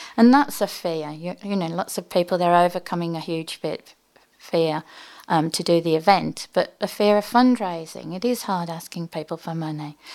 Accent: just north of Birmingham, West Midlands, United Kingdom; moved away as an adult; also born or lived in Oxford, England; now in Manly, Australia; I'm from England originally, just north of Birmingham.

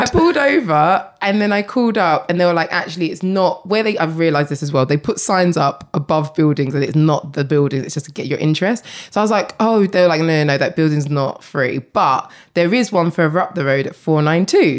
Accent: Essex, East of England, United Kingdom; I grew up in Essex

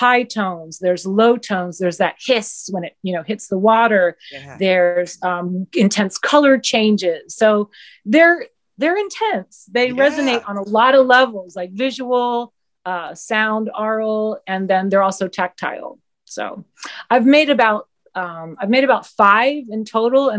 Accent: Southeast, United States; moved away as an adult; also born or lived in New York City; I grew up in the Southeast

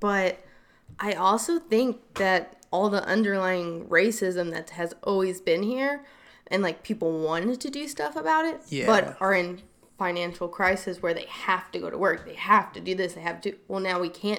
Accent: Charlotte, North Carolina, United States; now in Los Angeles, United States; I'm originally from Charlotte, North Carolina

